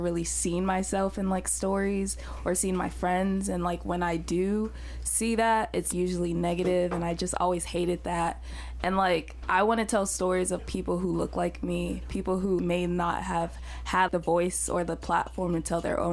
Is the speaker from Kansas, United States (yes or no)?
no; Houston, Texas, United States; moved away; my hometown, Alief, Texas